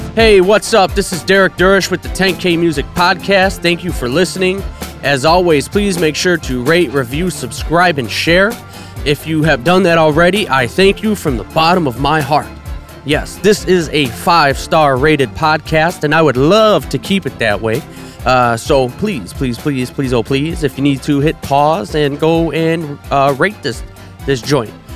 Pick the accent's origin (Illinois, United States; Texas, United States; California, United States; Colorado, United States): Illinois, United States; Chicago south suburbs; I'm from the South Burbs, man. I grew up twenty minutes from the city